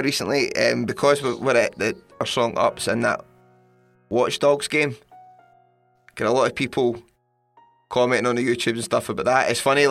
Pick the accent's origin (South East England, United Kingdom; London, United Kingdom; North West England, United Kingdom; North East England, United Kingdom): London, United Kingdom; And it's in London. My hometown.